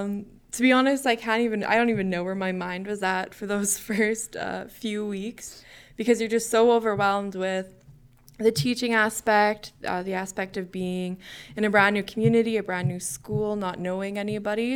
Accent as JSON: {"language": "English", "town": "Millet", "region": "Alberta", "country": "Canada", "tie": "born or raised there", "moved": "as an adult", "lives_now": "Glendon, Canada", "said": "I grew up in Millet, Alberta"}